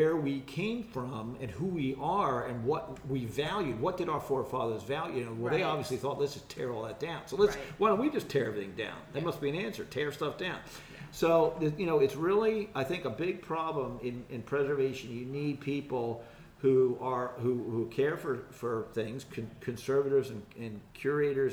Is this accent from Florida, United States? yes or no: no; Philadelphia, Pennsylvania, United States; also born or lived in Quakertown, Pennsylvania; I'm right here from Philadelphia area. I was born in Philadelphia and raised in the area.